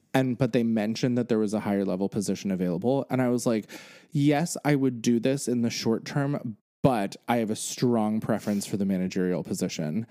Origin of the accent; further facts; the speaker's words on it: Pennsylvania, United States; moved away as an adult; now in New York, United States; I now have lived in New York as long as I grew up in Pennsylvania.